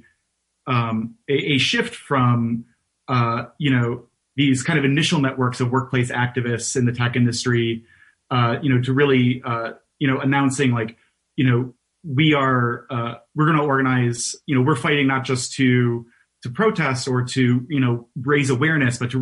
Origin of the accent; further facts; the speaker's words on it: Detroit, Michigan, United States; moved away as an adult; now in New York, United States; I'm not originally from New York. I am originally from Detroit.